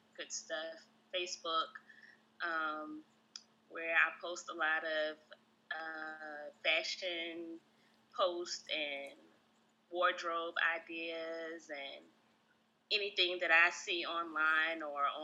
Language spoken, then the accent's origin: English; Richmond, Virginia, United States; now in Greensboro, United States; I'm from Richmond, Virginia, currently residing in Greensboro, North Carolina